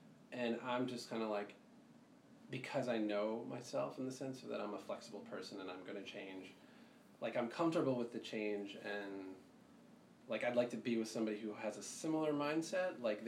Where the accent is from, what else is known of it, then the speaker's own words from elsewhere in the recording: India; because it's like Eastern culture, I'm Indian